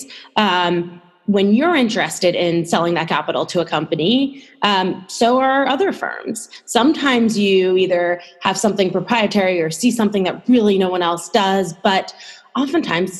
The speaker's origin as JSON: {"language": "English", "town": "New York City", "region": "New York", "country": "United States", "tie": "born or raised there", "said": "I grew up in New York City originally"}